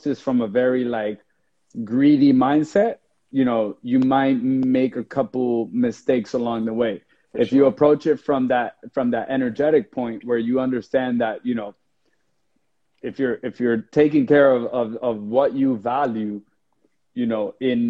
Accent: New Jersey, United States; I grew up in New Jersey in a very poor environment

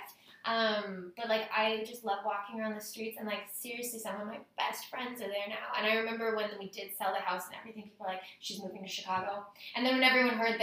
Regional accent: Saskatoon, Saskatchewan, Canada; also born or lived in Regina; this is where I grew up

